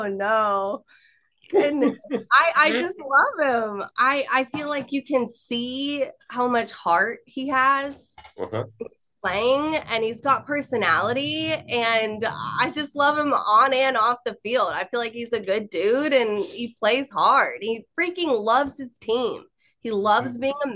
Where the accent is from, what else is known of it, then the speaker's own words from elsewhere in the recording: Austin, Texas, United States; I was born and raised in Austin